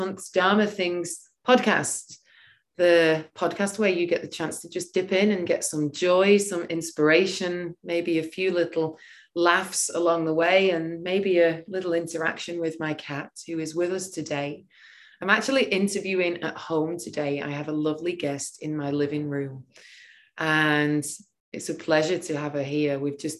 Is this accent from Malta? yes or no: no; England, United Kingdom; being English, we don't pronounce things very well.